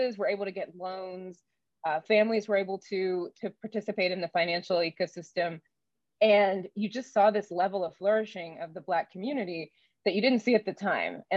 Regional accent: Durham, North Carolina, United States; I grew up in Raleigh-Durham, North Carolina

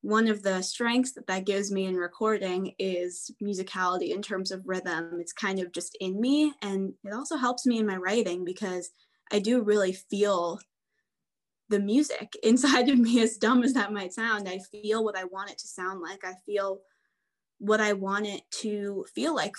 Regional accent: United States; I'm from the New York, New Jersey area. So I grew up going into New York City

